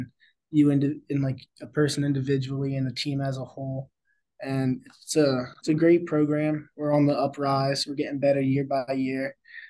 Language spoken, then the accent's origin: English; Mechanicsburg, Pennsylvania, United States; moved away as an adult; now in Maryland, United States; I'm from Harrisburg, Mechanicsburg area in Pennsylvania